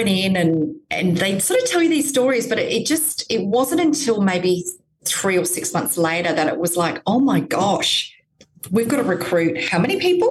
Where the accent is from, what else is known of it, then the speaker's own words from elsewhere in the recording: Gold Coast, Queensland, Australia; I was born on the Gold Coast